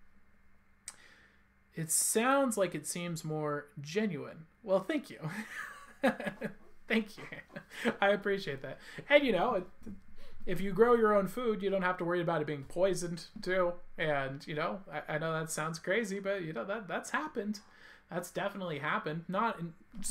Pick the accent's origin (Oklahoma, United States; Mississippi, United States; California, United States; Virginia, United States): California, United States; I'm from California